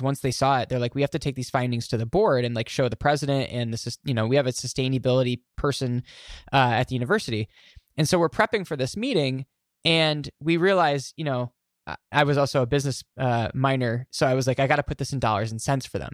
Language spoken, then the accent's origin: English; Glens Falls, New York, United States; my, my hometown, Glens Falls, New York